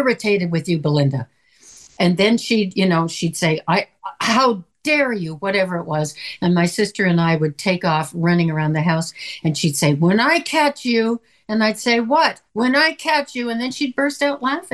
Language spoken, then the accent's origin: English; the Midwest in Canada, the Prairies, Canada; moved away; I'm from the Midwest in Canada